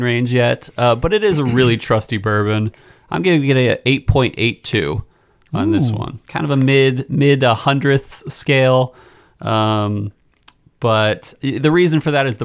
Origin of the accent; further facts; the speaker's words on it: Philadelphia, Pennsylvania, United States; as a Philadelphian